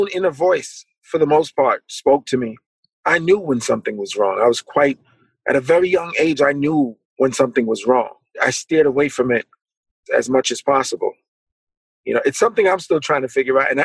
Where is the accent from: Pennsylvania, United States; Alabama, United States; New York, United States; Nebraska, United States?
New York, United States; New York City; also born or lived in Florida; When we got back to Brooklyn